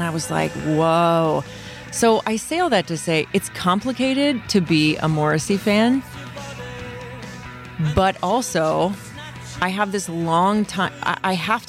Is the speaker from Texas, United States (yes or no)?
yes; North Central Texas, United States; moved away; growing up in North Central Texas